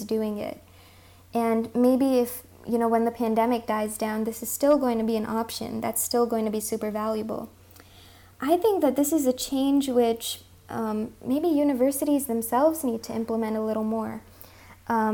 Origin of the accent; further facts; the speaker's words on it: California, United States; first language Hindi; also born or lived in India; I'm from California